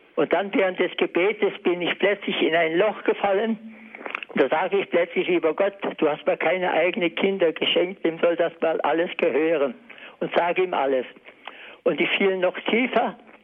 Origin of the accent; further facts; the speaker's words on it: Upper Silesia, Poland; moved away as an adult; Ich komme aus Oberschlesien und habe Heimat und Bauernhof und alles verlassen